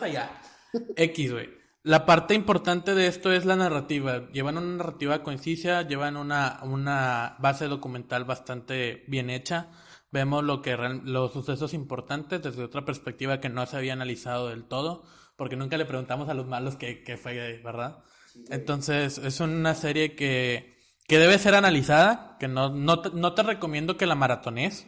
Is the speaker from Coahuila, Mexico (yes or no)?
no; Monterrey, Nuevo León, Mexico; Nosotros somos regiomontanos. Y nosotros nos sentimos más orgullosos de ser regiomontanos